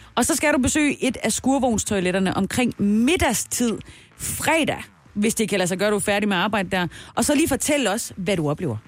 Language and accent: Danish; South Jutland, Southern Denmark, Denmark; jeg er jo fra Sønderjylland